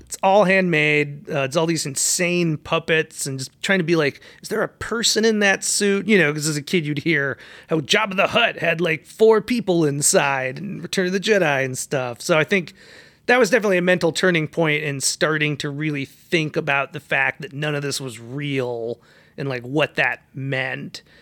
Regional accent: Bloomington, Minnesota, United States; now in Los Angeles, United States; I grew up in a couple different suburbs of Minneapolis, Minnesota. Probably the one that I lived the longest is called Bloomington

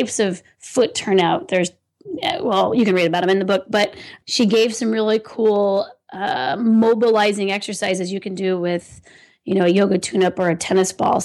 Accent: California, United States; I'm from California

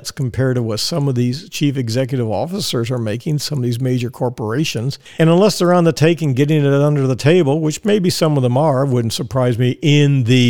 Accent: Texas, United States; moved away as an adult; now in Tampa, United States; I'm from Texas, and I was raised to say yes or no, sir, yes, ma'am, no, ma'am

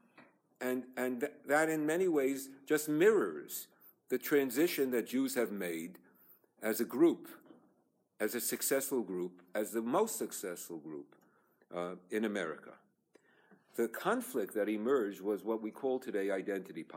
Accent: New York City, New York, United States; moved away; also born or lived in Los Angeles; I was born in Borough Park

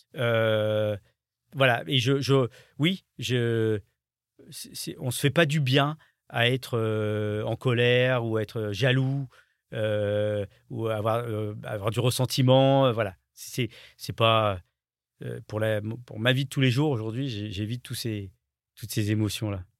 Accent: France; je suis français

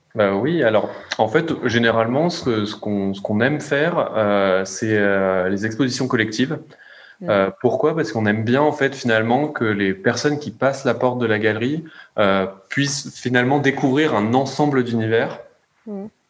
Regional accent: France; on est français

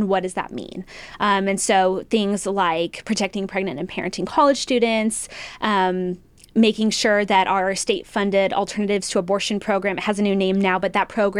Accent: New Mexico, United States; now in Texas, United States; I was born and raised in New Mexico. So I have that typical story of like, I wasn't born here, but I got here as quick as I could.

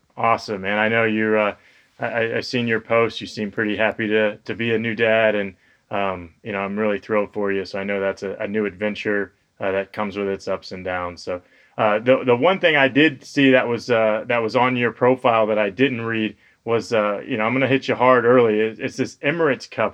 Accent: Florida, United States; I'm a Florida guy

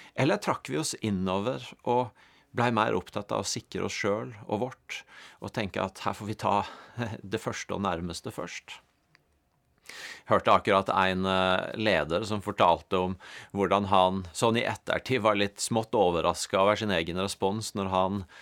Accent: Norway; som nordmenn

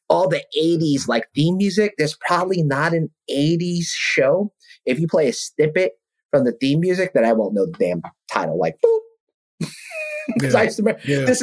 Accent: New York City, New York, United States; growing up in South Ozone Park, Queens, Jamaica, Queens

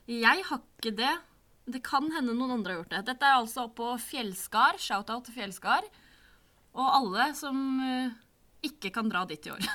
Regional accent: Sande, Vestfold, Norway; jeg kommer fra Sande i Vestfold, som ikke eksisterer lenger. Nå heter det Holmestrand i Vestfold og Telemark

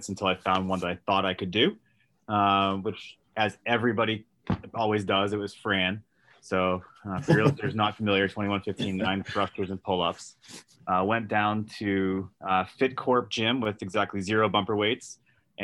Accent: Massachusetts outside of Boston, United States; also born or lived in Washington, D.C.; I grew up in Massachusetts outside of Boston

